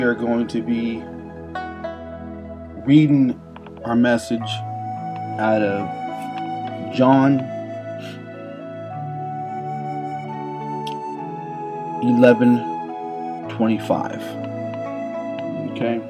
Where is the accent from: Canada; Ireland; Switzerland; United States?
United States; Las Vegas, Nevada; my hometown here in Las Vegas